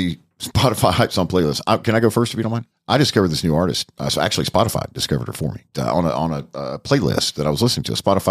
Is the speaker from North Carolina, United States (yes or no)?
yes; North Carolina, United States; now in Gainesville, United States; Now I'm from North Carolina. I'm about an hour from High Point.